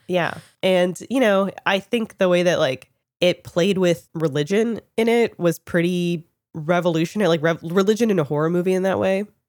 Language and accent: English; Toronto, Ontario, Canada; I'm Canadian, and I was living in Toronto at the time, grew up there